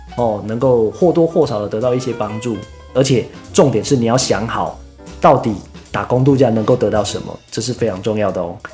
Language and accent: Chinese; Taiwan; 我们台湾人